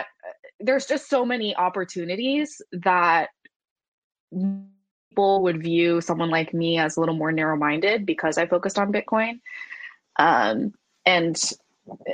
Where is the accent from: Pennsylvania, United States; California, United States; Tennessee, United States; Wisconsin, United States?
California, United States; Silicon Valley; I grew up in Silicon Valley